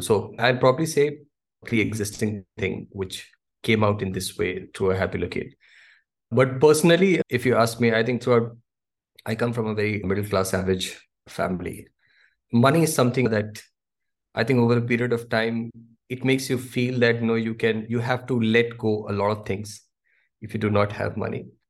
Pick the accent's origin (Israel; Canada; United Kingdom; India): India; Delhi; moved away; I come from Delhi